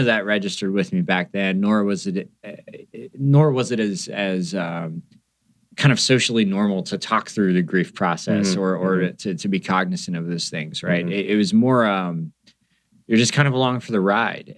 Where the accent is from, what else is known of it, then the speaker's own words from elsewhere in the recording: Pennsylvania, United States; I grew up in a small town in Pennsylvania